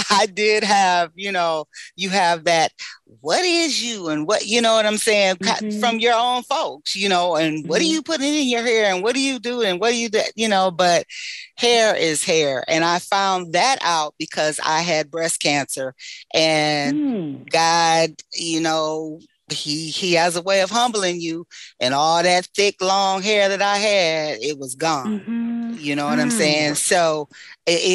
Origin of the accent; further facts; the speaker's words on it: New York, United States; now in Michigan, United States; growing up in New York